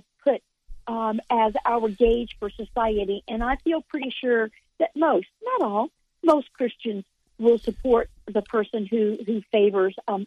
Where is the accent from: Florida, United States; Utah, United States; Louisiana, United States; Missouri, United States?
Florida, United States; Central; moved away as an adult; now in Oklahoma, United States; I was born and raised in Florida and in Central Florida.